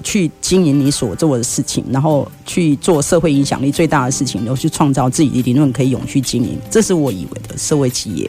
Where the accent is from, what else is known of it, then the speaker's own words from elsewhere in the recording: Yilan County, Taiwan; moved away; 我是宜兰人